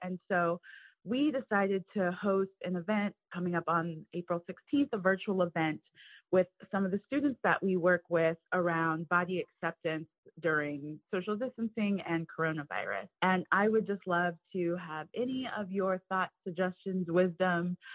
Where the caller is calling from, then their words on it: Cincinnati, Ohio, United States; I am calling from Cincinnati, Ohio